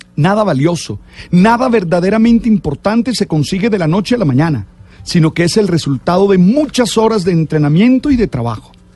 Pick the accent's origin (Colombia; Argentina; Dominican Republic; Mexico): Colombia